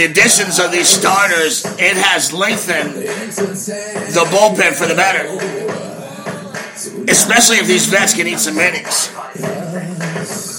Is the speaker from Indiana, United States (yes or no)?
no; Baltimore, Maryland, United States; accent: Baltimore; my Baltimore accent